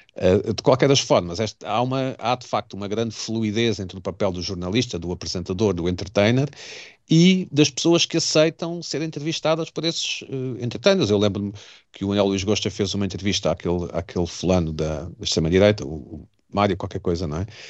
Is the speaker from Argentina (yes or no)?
no; Portugal; enquanto português